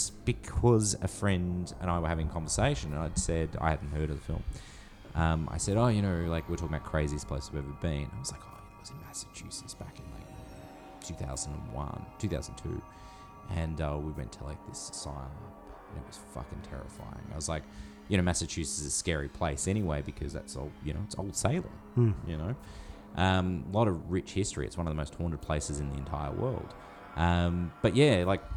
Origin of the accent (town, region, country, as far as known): Australia